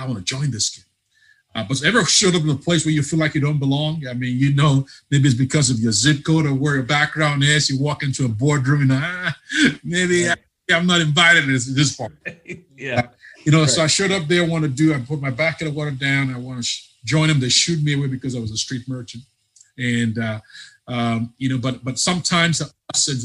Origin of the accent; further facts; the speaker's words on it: Nigeria; now in Charlotte, United States; I'm not from Ohio. I'm from Nigeria